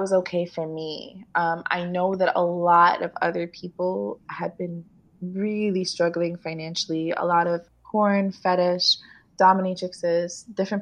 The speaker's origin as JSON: {"language": "English", "town": "New York City", "region": "New York", "country": "United States", "tie": "born or raised there", "said": "I grew up in New York City, city that never sleeps"}